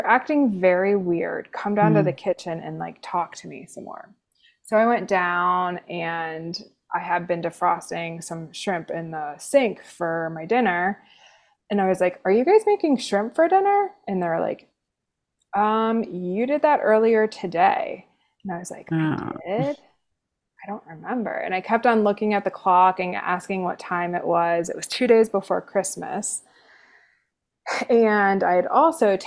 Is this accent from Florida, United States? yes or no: no; Cincinnati, Ohio, United States; moved away as an adult; also born or lived in Kentucky / North Carolina / Chicago; now in Denver, United States; I am originally from Cincinnati, Ohio, born and raised